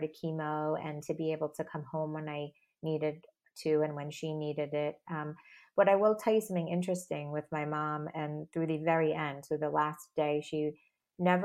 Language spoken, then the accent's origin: English; Long Island, New York, United States; I grew up in Long Island